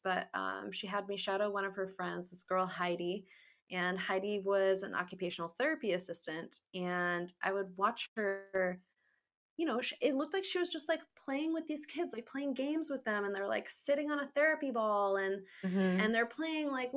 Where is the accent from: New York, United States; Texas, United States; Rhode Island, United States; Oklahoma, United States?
Rhode Island, United States; Smithfield; So I grew up in Rhode Island. I was in Smithfield for a while.